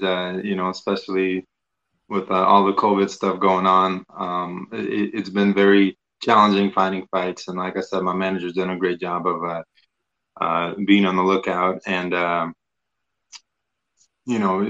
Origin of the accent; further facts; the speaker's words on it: Russia; now in United States; growing up in Russia, especially, you know, we didn't get a lot of international guys